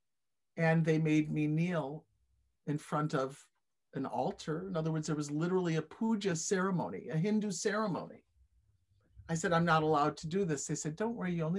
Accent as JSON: {"language": "English", "town": "Buffalo", "region": "New York", "country": "United States", "tie": "born or raised there", "said": "I was brought up in Buffalo, where I live now"}